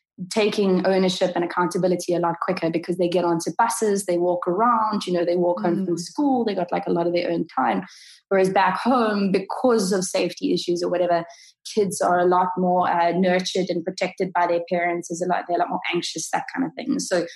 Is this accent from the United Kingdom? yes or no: no; South Africa; I'm in my 30s, so South Africa had kind of gone through their kind of more kind of stressful times, and we were coming out of tha